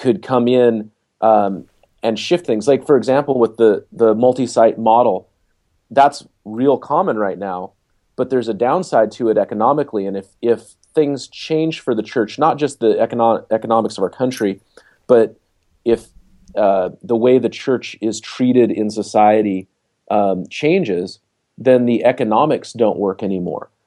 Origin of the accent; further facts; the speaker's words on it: Seattle, Washington, United States; moved away; I'm from Seattle originally